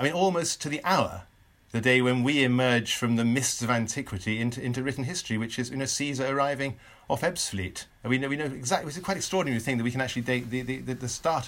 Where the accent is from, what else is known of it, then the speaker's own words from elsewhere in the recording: Shropshire, West Midlands, United Kingdom; also born or lived in Scotland; I was brought up in Shropshire